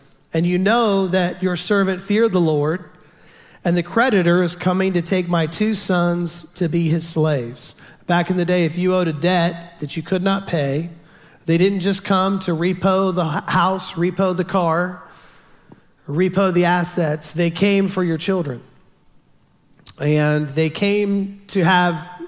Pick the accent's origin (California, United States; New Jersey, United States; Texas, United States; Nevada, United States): Texas, United States; Houston; I'm from down south. I'm from Houston